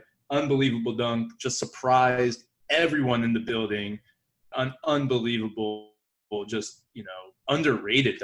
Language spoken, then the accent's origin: English; East Coast, United States; myself and Hal, we're from the East Coast